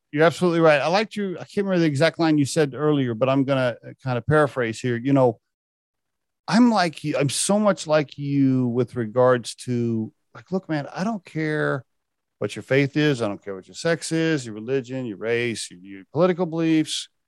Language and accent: English; Oklahoma, United States; I grew up in Oklahoma, which is a very conservative religious